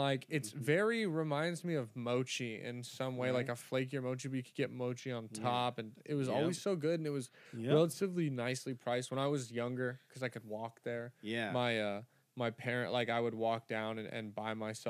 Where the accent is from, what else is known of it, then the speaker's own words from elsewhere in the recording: California, United States; I just call it Jaeger because I'm 23 from California and I talk like a jackass.